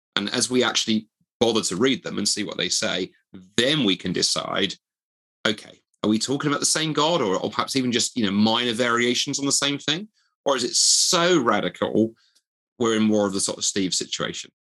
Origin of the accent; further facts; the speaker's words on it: Dundee, Scotland, United Kingdom; the university of my hometown